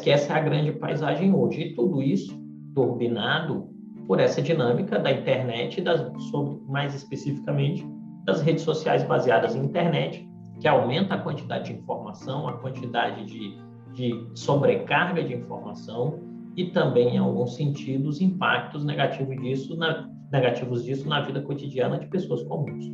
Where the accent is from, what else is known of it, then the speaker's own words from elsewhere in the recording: Brasília, Federal District, Brazil; nascido e criado em Brasília